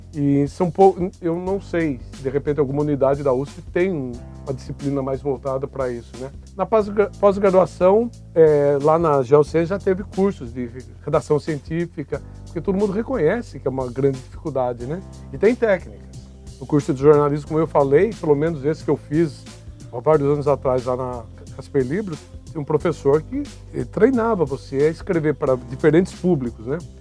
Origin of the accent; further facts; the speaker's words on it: Bragança Paulista, São Paulo, Brazil; also born or lived in Guarulhos; Bragança Paulista, minha cidade natal